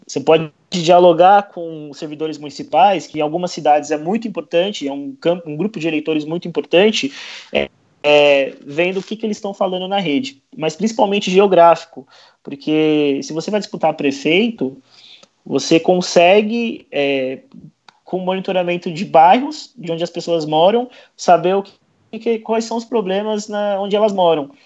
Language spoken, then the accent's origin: Portuguese; São Paulo, Brazil; eu sou de São Paulo